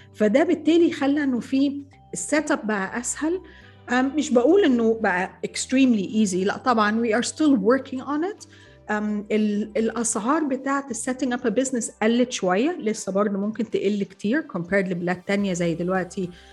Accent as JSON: {"language": "Arabic", "country": "Egypt", "said": "انا مصريه"}